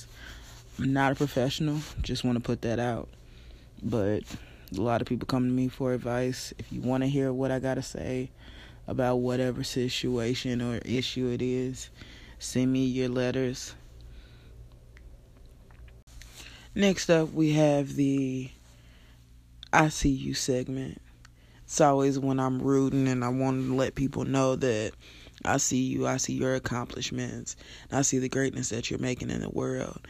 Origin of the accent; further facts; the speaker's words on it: Nashville, Tennessee, United States; moved away as an adult; now in Alabama, United States; I'm born and raised in Nashville, Tennessee